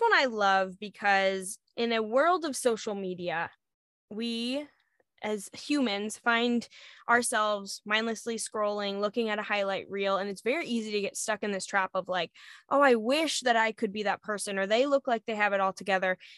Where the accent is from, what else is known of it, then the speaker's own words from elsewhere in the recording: Arizona, United States; moved away; I was in Arizona because I lived in Arizona for a long time